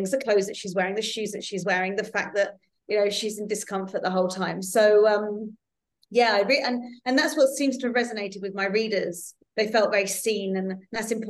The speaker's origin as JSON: {"language": "English", "region": "London", "country": "United Kingdom", "lives_now": "Netherlands", "said": "I am a Londoner, but I actually live in the Netherlands now. So I've lived in four countries."}